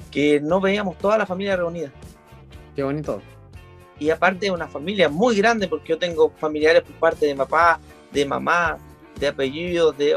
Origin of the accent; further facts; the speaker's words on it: Viña del Mar, Valparaíso, Chile; born there; yo nací en la ciudad de Viña del Mar. Y obviamente eh, la familia de nosotros es toda, la mayoría de Viña del Mar, eh, estamos radicados allá, pero nunca estamos allá.